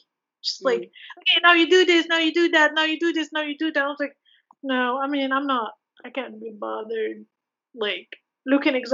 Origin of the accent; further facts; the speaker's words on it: Morocco; moved away; I come from Morocco